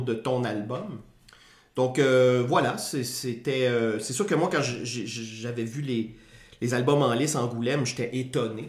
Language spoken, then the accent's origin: French; Quebec, Canada; on est québécois